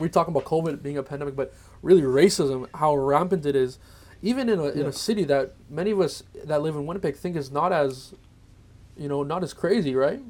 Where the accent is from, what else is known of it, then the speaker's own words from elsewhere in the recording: Philippines; the rest of us we're all Filipino